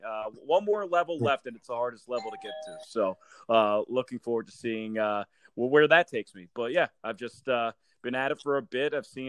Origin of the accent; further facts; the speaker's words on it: outside of Philadelphia, Pennsylvania, United States; moved away as an adult; also born or lived in Bloomington, Indiana; growing up outside of Philadelphia.